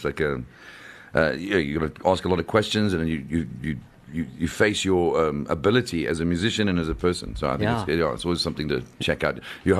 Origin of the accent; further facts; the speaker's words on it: South Africa; We're from South Africa